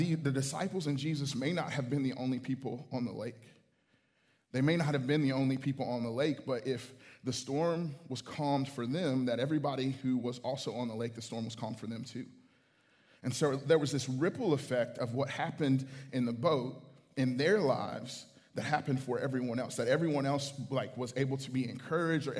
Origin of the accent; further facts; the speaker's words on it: Houston, Texas, United States; this small church that I grew up in Houston